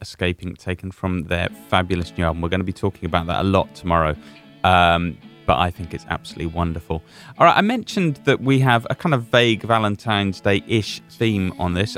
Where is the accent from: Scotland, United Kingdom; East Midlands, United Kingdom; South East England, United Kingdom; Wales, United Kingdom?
Scotland, United Kingdom; I'm Scottish.